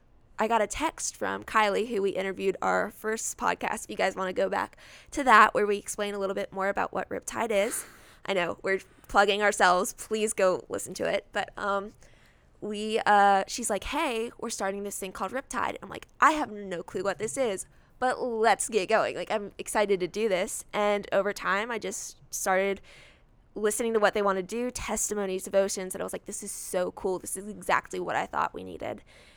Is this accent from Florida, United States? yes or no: no; Alexandria, Virginia, United States; I was born in Alexandria, Virginia. So I lived there